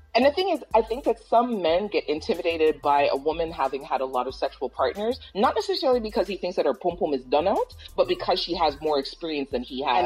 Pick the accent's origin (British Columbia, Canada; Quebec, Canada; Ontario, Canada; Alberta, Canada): Ontario, Canada; Toronto; I'm from Toronto